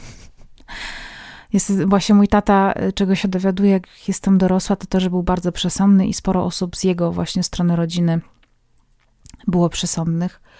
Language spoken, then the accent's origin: Polish; Poland; now in Kraków, Poland; chociaż mieszkamy w Krakowie, to pochodzimy z mężem z wioski oddalonej od Krakowa około 200 kilometrów